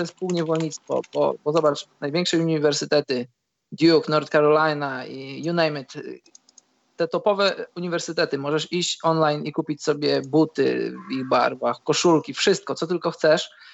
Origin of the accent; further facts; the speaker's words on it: Poland; moved away; jestem z Polski